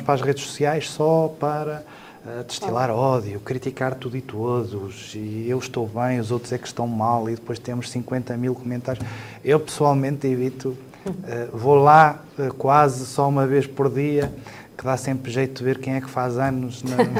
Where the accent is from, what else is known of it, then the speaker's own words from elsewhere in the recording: Lamego, Norte, Portugal; also born or lived in Mirandela / Chaves; a partir do quinto ano fiquei sempre por, um, por Lamego